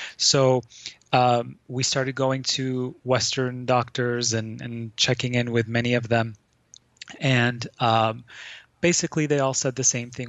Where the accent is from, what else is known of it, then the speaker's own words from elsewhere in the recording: Lebanon; I grew up in Lebanon um, during the Civil War